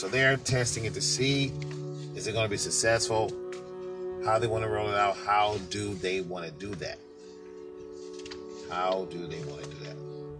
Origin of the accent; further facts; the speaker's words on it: New York, United States; I'm a people person because, you see, I'm originally from New York.